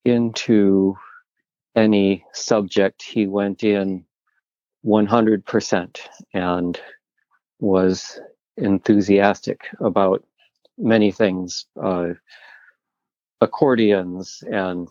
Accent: Kalamazoo, Michigan, United States; now in Boston, United States; I grew up in Kalamazoo, Michigan, and went to Kalamazoo College

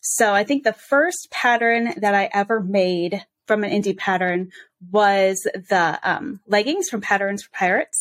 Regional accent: Cedar Rapids, Iowa, United States; I am from Cedar Rapids, Iowa. So heart of the Midwest

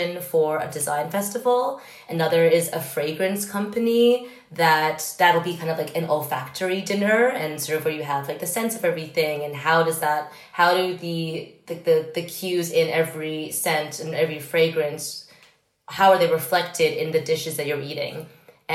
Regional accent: New York, United States; growing up in New York

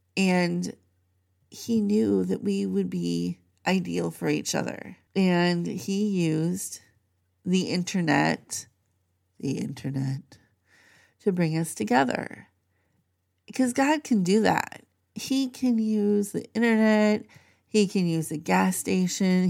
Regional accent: Minnesota, United States; moved away as an adult; also born or lived in Maryland / Pennsylvania; I grew up in Minnesota

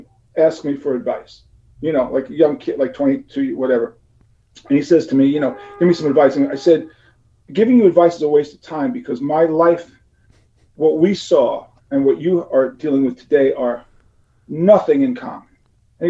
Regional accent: New York City, New York, United States; I'm from New York City, so I don't like usually go use guys, the tree use guys. That's not normally how I speak

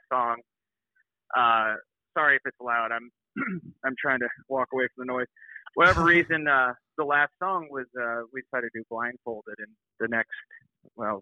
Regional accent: Burlington, Iowa, United States; moved away as an adult; also born or lived in Quincy, Illinois / Tennessee; We're actually from Burlington, Iowa. That's where mm-hmm. I kind of grew up, Burlington

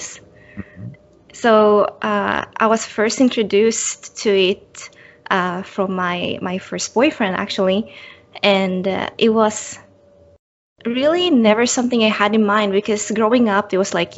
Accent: Finland; moved away as an adult; also born or lived in Sweden / Canada / United States; now in Tokyo, Japan; I'm originally from Finland and have been moving between different countries, working in Sweden, in Canada, in America, and currently I'm working for a company in Tokyo.

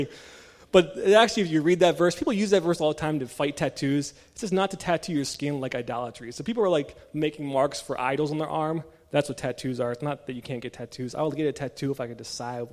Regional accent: Maryland, United States; moved away; I was born and raised in Maryland, the state of Old Bay

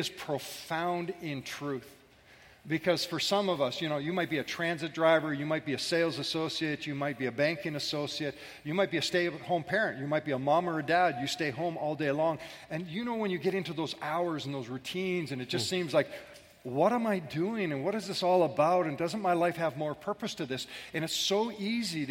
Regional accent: Scotland, United Kingdom; I'm Scottish

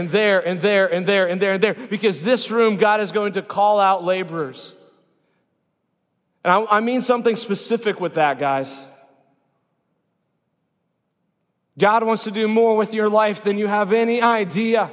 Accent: Sheldahl, Iowa, United States; I'm a kid from Sheldahl, Iowa, the biggest little town in three counties, 342 residents according to Wikipedia

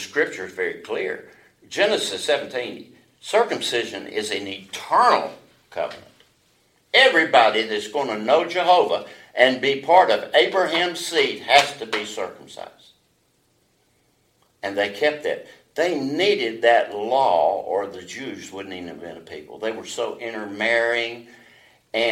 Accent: Alabama, United States; I was born in Alabama

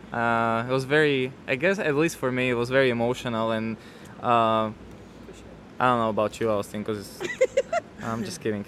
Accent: Slovakia; moved away as an adult; now in United States; born and raised. I'm coming from Slovakia, uh-huh. born and raised uh, I moved to the States when I was 24

